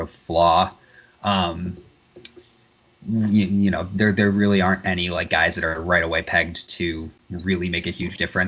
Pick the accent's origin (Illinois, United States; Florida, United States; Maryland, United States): Illinois, United States; Chicago; my hometown Chicago Bulls